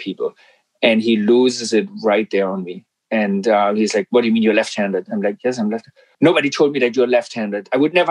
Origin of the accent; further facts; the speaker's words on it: Black Forest, Baden-Württemberg, Germany; English is a second language; moved away as an adult; now in Vancouver, Canada; I'm from Germany, and I came here from the southwest of Germany, the Black Forest